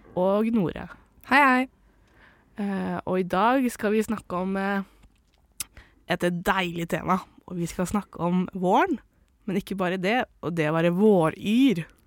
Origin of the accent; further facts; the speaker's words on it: Indre Østfold, Norway; jeg er fra Indre Østfold